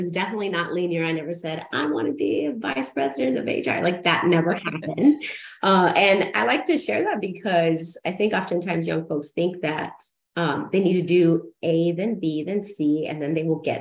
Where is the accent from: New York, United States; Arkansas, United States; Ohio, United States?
Arkansas, United States; Siloam Springs; I grew up in Silent Springs, Arkansas, which was, maybe you all don't know, it's Northwest Arkansas, right outside of Fayetteville